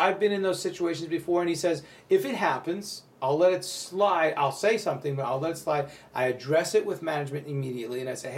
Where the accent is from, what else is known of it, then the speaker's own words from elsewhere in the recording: New York, United States; this is the weird part about being a New Yorker and so being so upfront with your emotions that people feel uncomfortable.